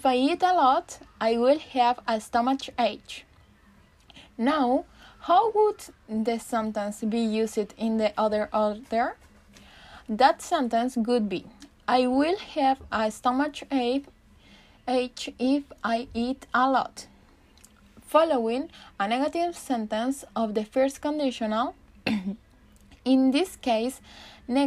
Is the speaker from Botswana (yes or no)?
no; Chile; English is a second language; I'm from Chile and I am studying English